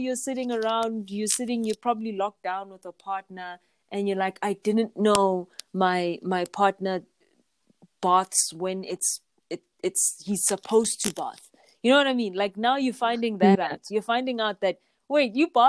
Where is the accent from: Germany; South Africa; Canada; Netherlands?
South Africa; growing up in South Africa